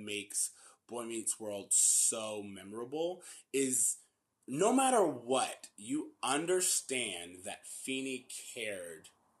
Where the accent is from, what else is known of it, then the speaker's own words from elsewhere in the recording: Florida, United States; we grew up in Florida